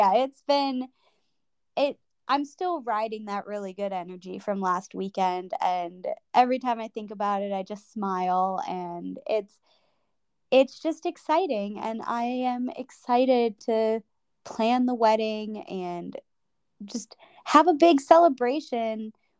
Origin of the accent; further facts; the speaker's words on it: Chicago, Illinois, United States; moved away; you are going to be in my hometown, pretty much